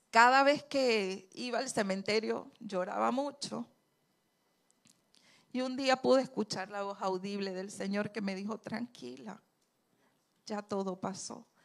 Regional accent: Andes, Venezuela; accent: gocho; yo hablo muy gocho porque yo soy andina

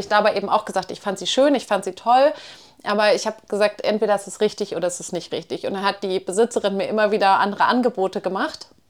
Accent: Hamburg, Germany; moved away; ich komme ja nun aus Hamburg

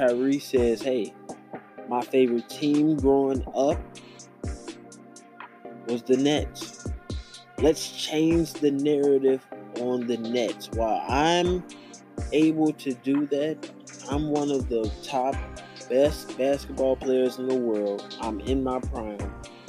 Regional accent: California, United States; We live in California. We were born and raised in California. Let's go change the narrative about California.

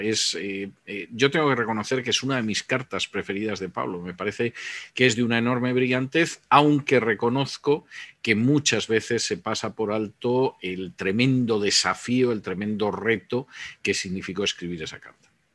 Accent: Spain; moved away; mi país de origen, que, que es España

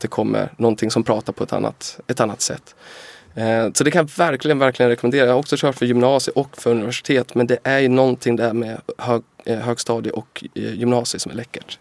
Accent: Timrå, Västernorrland County, Sweden; Timrå var när jag växte upp Sveriges tredje fattigaste kommun

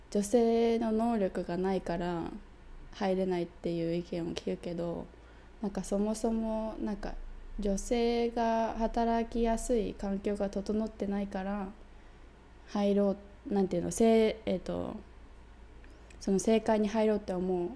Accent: United Kingdom; 私イギリス人だから

